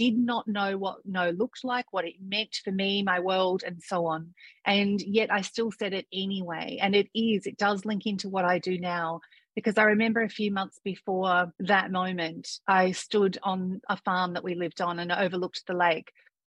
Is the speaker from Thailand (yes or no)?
yes; Thailand; born there; Well, I was born in Thailand some 50 years ago, and we've always loved the country, the people, the food